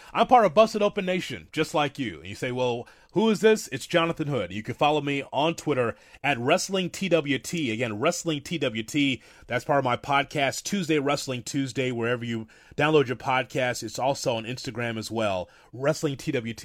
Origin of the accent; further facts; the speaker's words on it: Chicago, Illinois, United States; I grew up in Chicago in the territory days